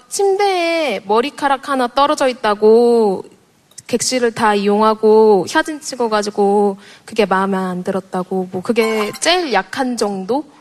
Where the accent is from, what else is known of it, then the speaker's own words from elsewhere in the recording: Jeju, South Korea; 제주도에서 왔어요